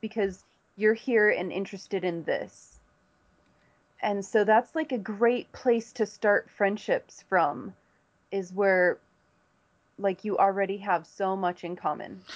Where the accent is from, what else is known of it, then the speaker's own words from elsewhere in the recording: Los Angeles, California, United States; moved away as an adult; now in Dancing Rabbit, United States; I came from Hollywood, California. I've lived in Southern California my whole life